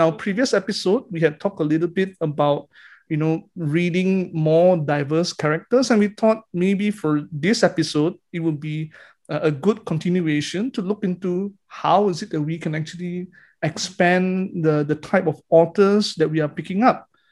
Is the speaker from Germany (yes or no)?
no; Malaysia; Because being Malaysian